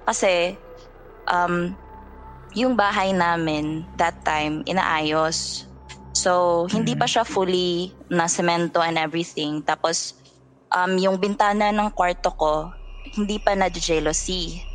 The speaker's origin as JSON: {"language": "Tagalog", "area": "Northern Samar", "region": "Eastern Visayas", "country": "Philippines", "tie": "born or raised there", "moved": "as an adult", "lives_now": "Cebu City, Philippines", "said": "I grew up in summer which is full of supernatural things"}